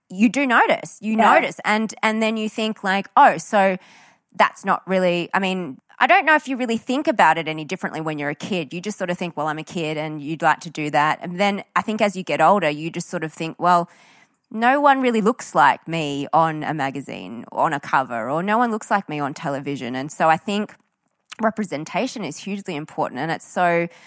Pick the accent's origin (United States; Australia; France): Australia; when you grow up here and you have Asian descent, but you've been born into Australia